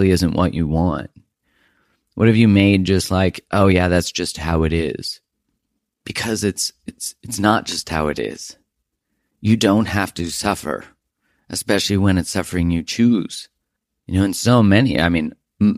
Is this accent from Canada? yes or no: yes; Calgary, Alberta, Canada; moved away; we're originally both from Calgary area.